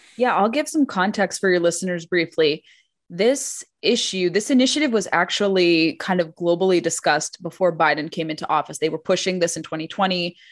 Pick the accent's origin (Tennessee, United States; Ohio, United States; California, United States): California, United States; growing up in California